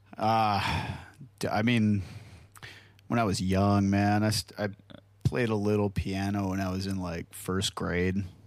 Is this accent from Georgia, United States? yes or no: no; Hartland, Wisconsin, United States; a real small town called Heartland, Wisconsin